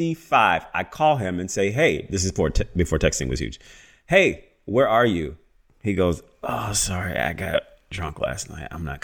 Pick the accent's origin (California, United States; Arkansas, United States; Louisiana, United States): Louisiana, United States; Baton Rouge; moved away; I remember being in New York living. I moved there from Louisiana, which is